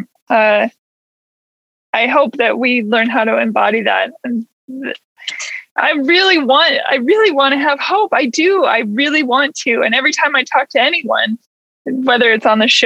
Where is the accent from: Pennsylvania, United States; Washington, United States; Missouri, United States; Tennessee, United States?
Washington, United States; Seattle; also born or lived in Bellingham; I grew up in Seattle